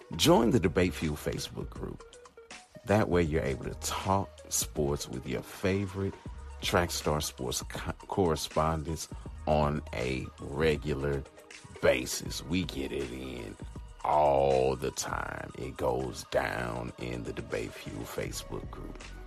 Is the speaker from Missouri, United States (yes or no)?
yes; St. Louis, Missouri, United States; here in my hometown of St. Louis